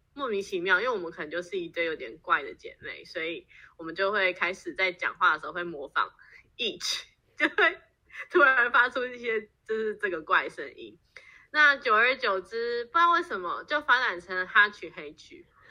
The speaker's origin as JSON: {"language": "Chinese", "country": "Taiwan", "tie": "born or raised there", "moved": "as an adult", "lives_now": "United States", "said": "我也是在台湾长大。然后大学，我大学也是台湾念，呃，毕业之后我在台湾工作大概七年"}